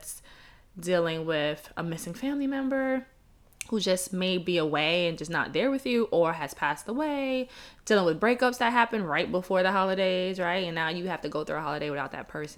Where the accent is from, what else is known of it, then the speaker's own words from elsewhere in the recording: New York City, New York, United States; I'm from Brooklyn too.